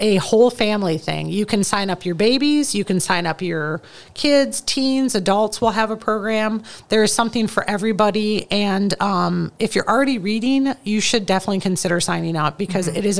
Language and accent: English; Midwest, United States; growing up in the Midwest